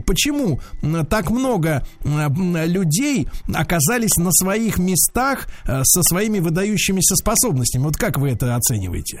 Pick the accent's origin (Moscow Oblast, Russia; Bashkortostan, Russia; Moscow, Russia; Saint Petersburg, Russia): Saint Petersburg, Russia; я тоже родился в Ленинграде, и это мой родной город